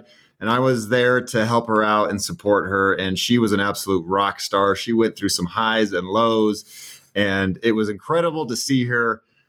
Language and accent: English; Boulder, Colorado, United States; Born and raised in Boulder, Colorado.